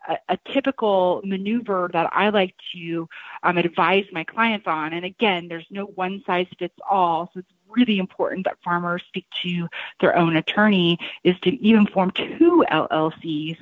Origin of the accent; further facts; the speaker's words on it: Shelbyville, Illinois, United States; moved away as an adult; also born or lived in New York / Champaign, Illinois; now in my hometown, uh, which is where I'm sitting at today in Shelbyville, Illinois.